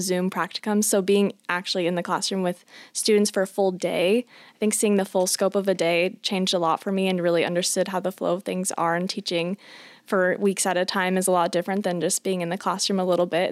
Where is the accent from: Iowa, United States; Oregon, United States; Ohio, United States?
Iowa, United States; Johnston; I'm originally from Johnston, Iowa, which is pretty close to Ankeny